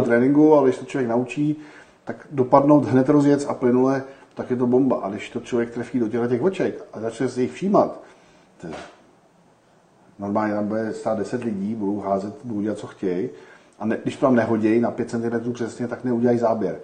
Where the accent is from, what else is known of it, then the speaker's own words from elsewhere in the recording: Czechia; my Češi